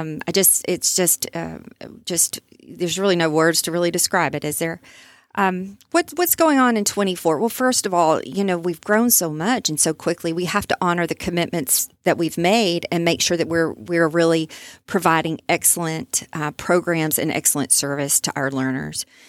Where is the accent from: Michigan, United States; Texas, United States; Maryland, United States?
Texas, United States; Overton; I grew up in Overton, so I, I know a lot about East Texas